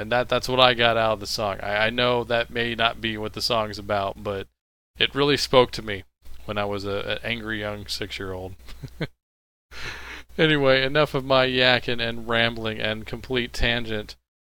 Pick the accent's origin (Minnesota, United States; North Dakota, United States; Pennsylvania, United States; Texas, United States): Texas, United States; I'm from Texas.